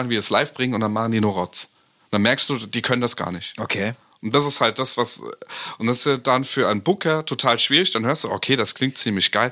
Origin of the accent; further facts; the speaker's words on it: East Germany, Germany; Ich komme ja aus der DDR